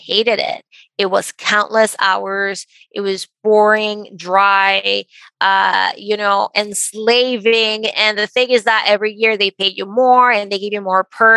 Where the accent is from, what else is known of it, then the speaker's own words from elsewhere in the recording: Venezuela; moved away as an adult; now in United States; I grew up in Venezuela and my parents were very conservative.